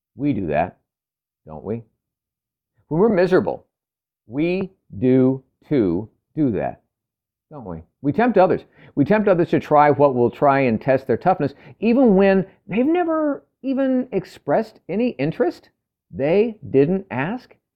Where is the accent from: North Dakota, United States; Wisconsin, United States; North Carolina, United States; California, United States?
California, United States; moved away as an adult; I'm from California for the first thirty years of my life